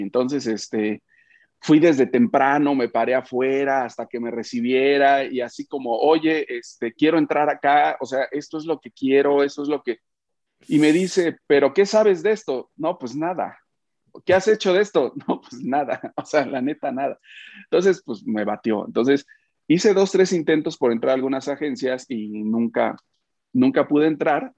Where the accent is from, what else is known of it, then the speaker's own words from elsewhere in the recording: Oaxaca, Mexico; also born or lived in Mexico City; now in Puebla, Mexico; nací en Oaxaca, me fui a México, luego me vine a Puebla, sigo en Puebla ahora